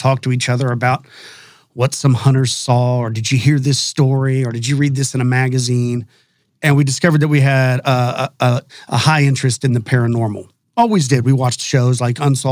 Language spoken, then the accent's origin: English; Texas, United States; I'm a native Texan. I was born here in Texas. I grew up in a small town just west of Dallas-Fort Worth